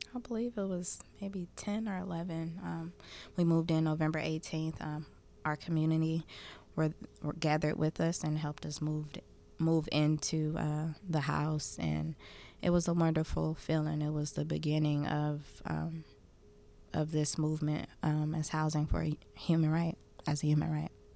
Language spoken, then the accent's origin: English; Oakland, California, United States; growing up in Oakland